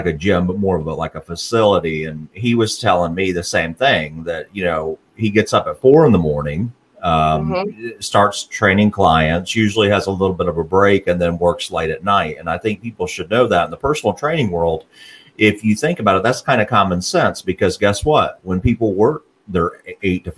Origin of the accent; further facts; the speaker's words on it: Morgan County area, Tennessee, United States; we grew up in the similar areas